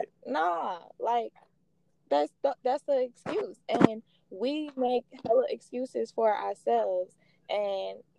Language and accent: English; Chicago, Illinois, United States; born or raised there; also born or lived in Waukegan, Illinois / McHenry County, Illinois